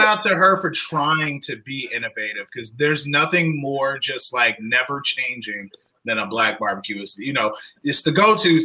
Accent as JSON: {"language": "English", "region": "Southern Illinois", "country": "United States", "said": "I'm from I'm from like Southern Illinois"}